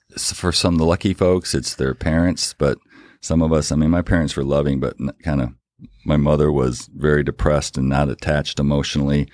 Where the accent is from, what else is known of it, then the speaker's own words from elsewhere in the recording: Battle Creek, Michigan, United States; we grew up in Battle Creek, Michigan, very small town